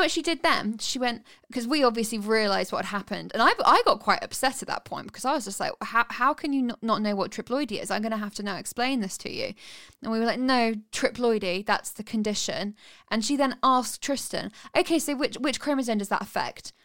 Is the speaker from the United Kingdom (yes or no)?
yes; United Kingdom; 'cause I'm British